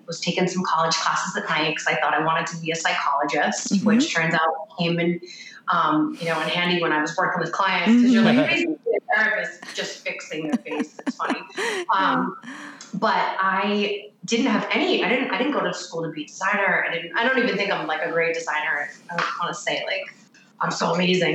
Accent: Boston, Massachusetts, United States; moved away as an adult; also born or lived in Connecticut; I was from Boston. So that's where my salon was

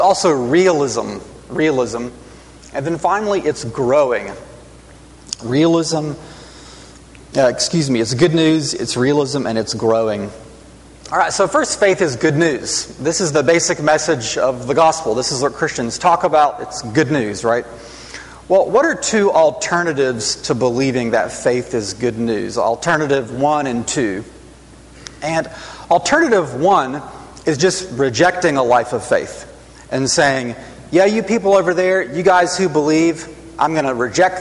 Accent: Huntsville, Alabama, United States; I grew up mostly around Huntsville, Alabama

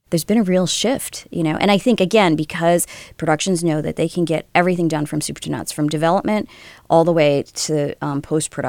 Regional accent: New York, United States; I am from New York. Some people even say I have an accent.

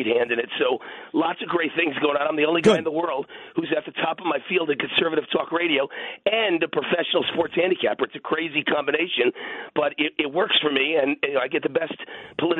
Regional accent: Mount Vernon, New York, United States; moved away as an adult; now in Las Vegas, United States; I'm a through-and-through New Yorker, right? I lived in New York, born and raised in Mount Vernon, New York, Mount Vernon Hospital, 27 years in New York

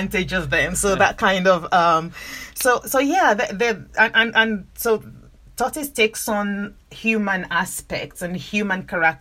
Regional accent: Nigeria; I grew up in Nigeria. I'm Nigerian

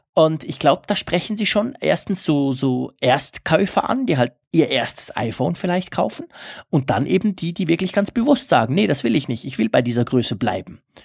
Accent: Switzerland; bei uns in der Schweiz

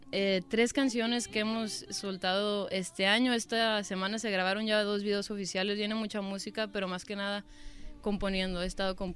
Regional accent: Chicago, Illinois, United States; moved away as an adult; also born or lived in Aguascalientes, Mexico (family); now in Los Angeles, United States; Soy hidrocálida, mi familia es de Aguascalientes, pero yo nací, crecí y estudié en Chicago. Llevo ya dos años aquí en Los Ángeles.

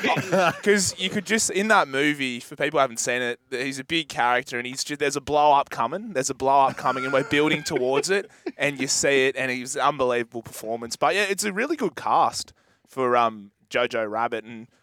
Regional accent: New Zealand; as a Kiwi

